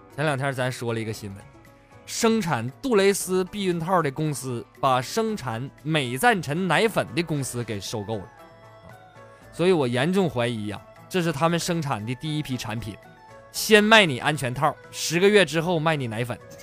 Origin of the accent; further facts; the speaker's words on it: Northeast China, China; 就是我是东北人呐，这粤语不太标准